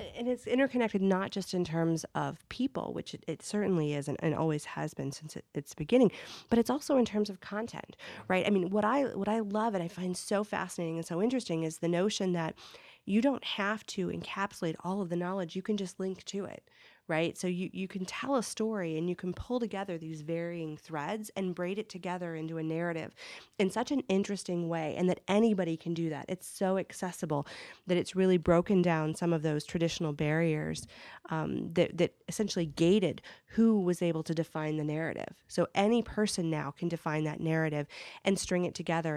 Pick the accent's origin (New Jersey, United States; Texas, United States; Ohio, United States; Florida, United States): Ohio, United States; Akron; now in Chicago, United States; I'm from from Akron, Ohio